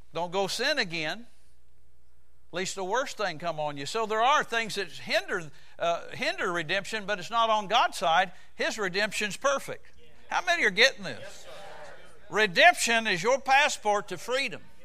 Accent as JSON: {"language": "English", "country": "United States", "said": "I'm American"}